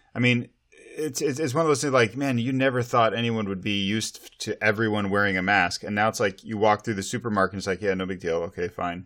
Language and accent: English; Montana, United States; now in Snohomish County, Washington, United States; growing up in Montana